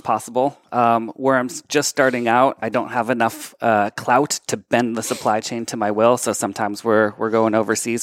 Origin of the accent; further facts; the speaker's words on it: Methuen, Massachusetts, United States; also born or lived in Lawrence, Massachusetts; So I was born in Lawrence, grew up in Methuen, spent a decade kinda living around, but came back to Lawrence